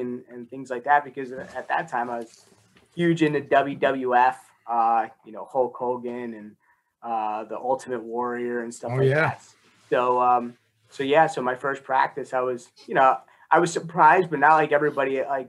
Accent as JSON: {"language": "English", "town": "Newark", "region": "New Jersey", "country": "United States", "tie": "born there", "said": "Yeah, so I was born in Newark, and both my parents grew up in Newark, went to Barringer High School."}